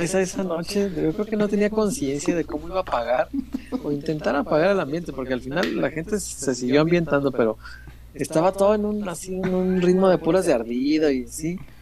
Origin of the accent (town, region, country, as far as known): Mexico